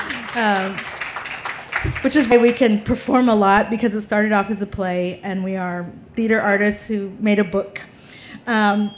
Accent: Texas, United States; we're from Texas

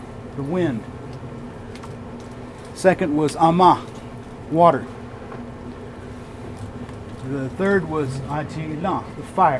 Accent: Oklahoma, United States; moved away as an adult; also born or lived in Arizona; I'm originally from Oklahoma. I'm enrolled with the Cherokee Nation

